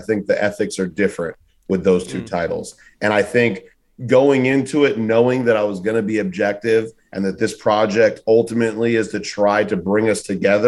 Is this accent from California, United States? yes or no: yes; Los Angeles, California, United States; now in New York, United States; from California, from LA, living in New York